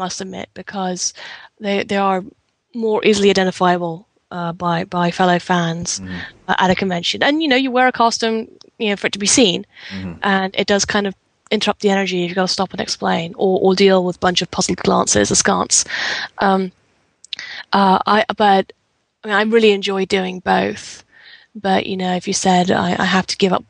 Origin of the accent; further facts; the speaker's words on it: England, United Kingdom; being English